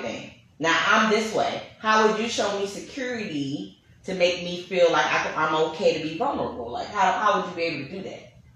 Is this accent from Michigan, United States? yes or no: no; New York City, New York, United States; I'm from Brooklyn, New York. I'm Panamanian and Bahamian